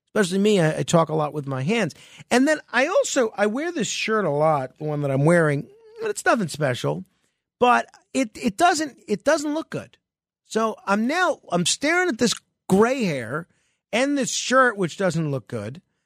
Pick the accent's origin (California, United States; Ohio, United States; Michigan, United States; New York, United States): New York, United States; my home state, and uh, I've lived my whole life in New York